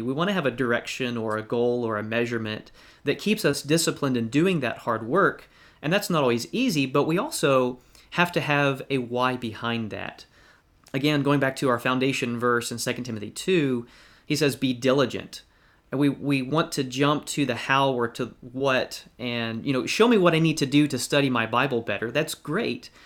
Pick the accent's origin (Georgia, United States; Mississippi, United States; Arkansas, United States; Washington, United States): Georgia, United States; Valdosta; now in Westfield, United States; I grew up in Valdosta, Georgia